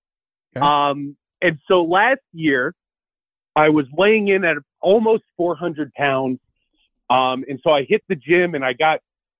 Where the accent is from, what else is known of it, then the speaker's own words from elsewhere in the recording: Long Island, New York, United States; I'm from Long Island, New York.